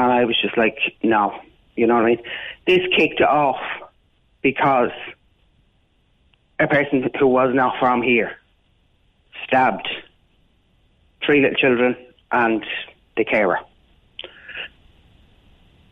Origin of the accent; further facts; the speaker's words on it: Dublin, Leinster, Ireland; I'm from Coolock. I was born and raised in Coolock.